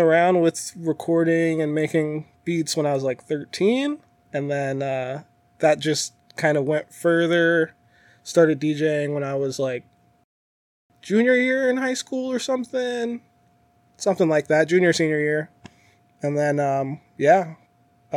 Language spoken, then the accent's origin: English; San Diego, California, United States; moved away as an adult; also born or lived in Phoenix, Arizona; now in Las Vegas, United States; Born and raised. So first 23 years of my life were over there